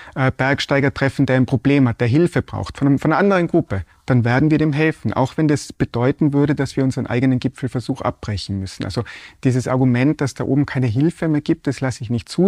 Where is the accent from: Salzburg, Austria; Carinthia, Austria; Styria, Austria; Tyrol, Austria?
Tyrol, Austria; Ich bin da aufgewachsen in Tirol, in den Bergen